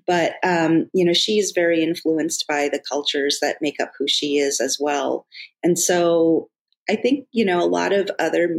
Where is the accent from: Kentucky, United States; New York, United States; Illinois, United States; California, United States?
Illinois, United States; Chicago; also born or lived in Korea / Jemez Pueblo, New Mexico / Santa Fe; we moved up here to Chicago, where I've been for most of my life since I was almost 2 years old. And so Chicago's been my home very much, you know, an influence on, you know, who I am today, you know, growing up in the city